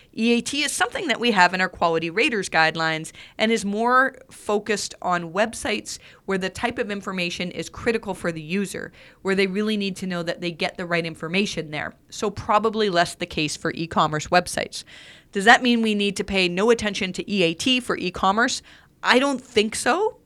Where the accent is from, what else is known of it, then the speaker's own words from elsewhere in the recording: Canada; I'm Canadian